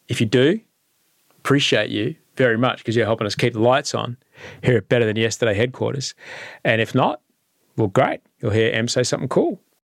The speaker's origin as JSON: {"language": "English", "town": "Brisbane", "region": "Queensland", "country": "Australia", "tie": "born or raised there", "moved": "yes", "said": "I grew up in Brisbane"}